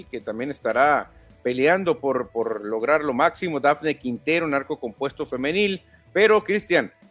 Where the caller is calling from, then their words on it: Guadalajara, Jalisco, Mexico; como mexicano me siento cabizbajo porque Urias es un referente importante para el béisbol mexicano, ni hablar, esperemos que pronto se defina la situación, saludos desde Guadalajara.